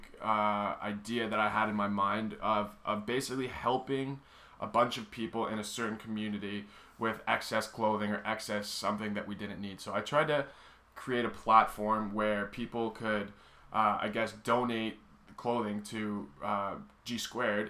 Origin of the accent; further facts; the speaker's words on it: United States; now in Canada; I'm American.